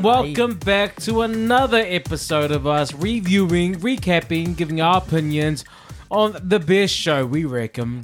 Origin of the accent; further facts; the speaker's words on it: New Zealand; moved away as an adult; also born or lived in London; New Zealand boy in London for the first time